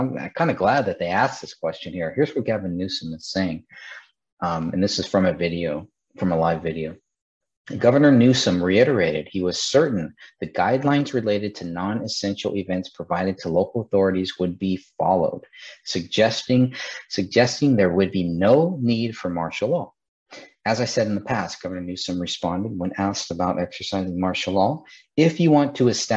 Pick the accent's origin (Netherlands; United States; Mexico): United States; California; my home state in California